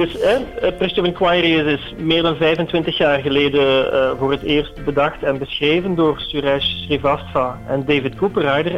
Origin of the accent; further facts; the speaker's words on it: Eindhoven, North Brabant, Netherlands; als Eindhovenaar